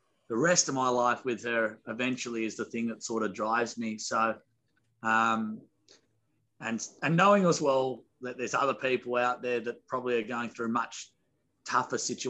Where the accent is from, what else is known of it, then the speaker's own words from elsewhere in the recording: Australia; As an Aussie